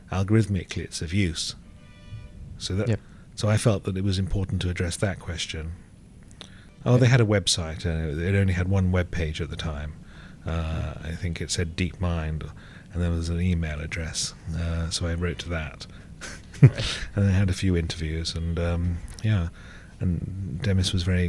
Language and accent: English; England, United Kingdom; also born or lived in Sri Lanka; I was born in Sri Lanka. I left here when I was about 4 to England